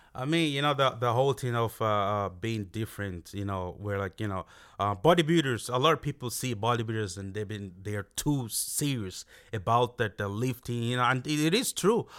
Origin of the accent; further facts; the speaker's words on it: Castlebar, Connacht, Ireland; moved away as an adult; also born or lived in Nigeria; now in Dublin, Ireland; I grew up in Castlebar. Yeah, I was there, like, um, I only, uh, I moved down to Dublin in, um, two thousand fourteen, so I pretty much grew up in Castlebar